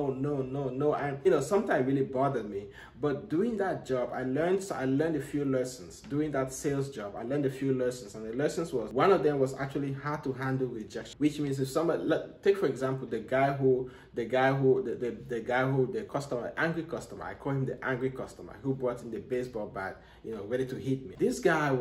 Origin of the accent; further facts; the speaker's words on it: Cameroon; now in United States; I'm from Africa, you know, I'm from Cameroon